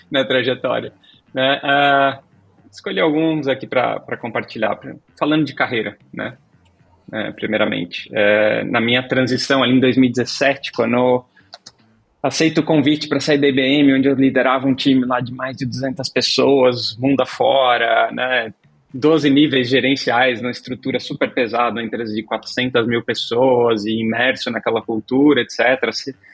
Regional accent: Laguna, Santa Catarina, Brazil; born there; accent: catarinense; also born or lived in Minas Gerais / São Paulo; 42 anos, uh, nascido em Laguna, Santa Catarina. Não tenho meu sotaque catarinense faz tempo, porque parte da minha trajetória foi de mudanças, então mudei muito, morei em Minas, São Paulo, you name it.

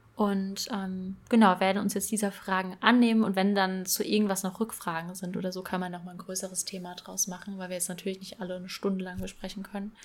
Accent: Bad Kreuznach, Rhineland-Palatinate, Germany; also born or lived in Rheinhessen; ich komme aus Bad Kreuznach

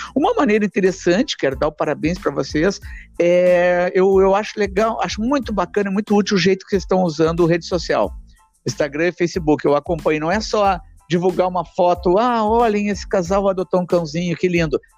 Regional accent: Porto Alegre, Rio Grande do Sul, Brazil; eu sou um cara que mora em Porto Alegre, que nasci em Porto Alegre

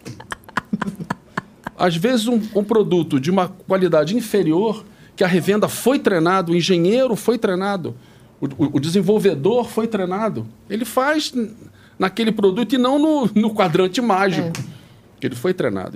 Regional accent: Rio de Janeiro, Brazil; moved away as an adult; now in São Paulo, Brazil; Eu sou do Rio, fiz a PUC do Rio

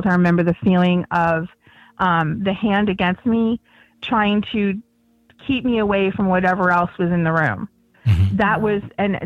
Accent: Chemung, New York, United States; now in Harrisburg, United States; I was born in New York City, but they raised me right along the New York and Pennsylvania border. I lived in a tiny little town called Chemung, New York.

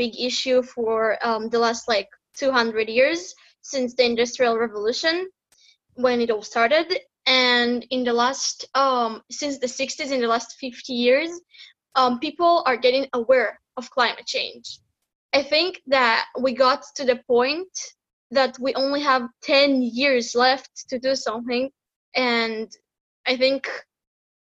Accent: Netanya, Central District, Israel; I'm from Israel, from a city named Netanya.

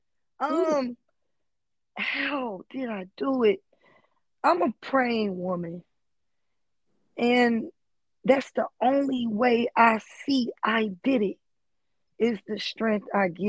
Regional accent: Los Angeles, California, United States; I'm from West LA. I grew up in the trenches

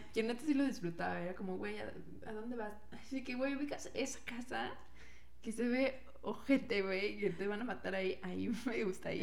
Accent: Puebla, Mexico; accent: poblano; los poblanos tenemos un acento bien feo

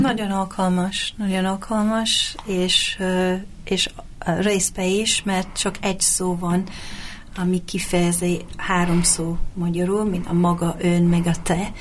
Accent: England, United Kingdom; first language English; Hungarian is a second language; moved away as an adult; also born or lived in Hungary; now in Budapest, Hungary; Angliába születtem, ide költöztem több mint 20 évvel ezelőtt

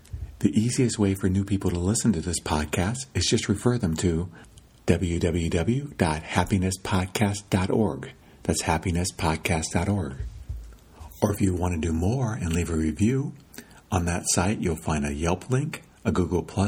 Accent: Midwest, United States; now in California, United States; When I first moved to California, I realized they ate a lot differently than I did because I grew up in the Midwest

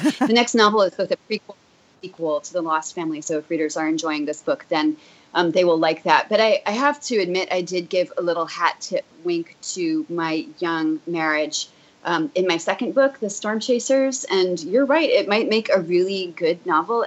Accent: New Jersey, United States; I grew up in New Jersey

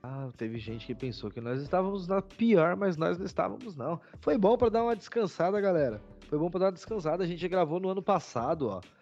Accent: Brazil; como bons brasileiros

